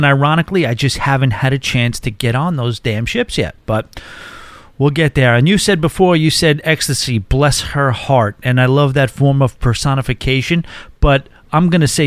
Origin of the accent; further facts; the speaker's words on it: New York, United States; being a New Yorker